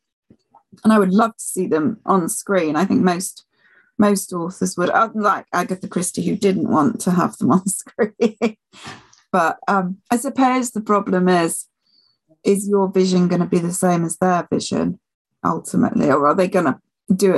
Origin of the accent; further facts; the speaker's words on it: Yorkshire and the Humber, United Kingdom; moved away; I come from Yorkshire originally